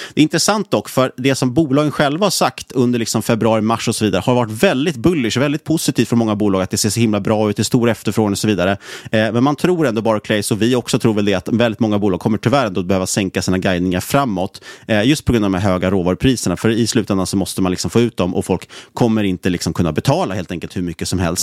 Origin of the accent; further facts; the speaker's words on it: Sweden; som svensk